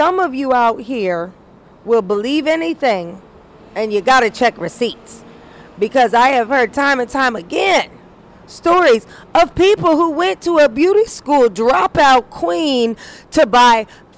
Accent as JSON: {"language": "English", "region": "Indiana", "country": "United States", "tie": "born or raised there", "said": "I was raised in Indiana"}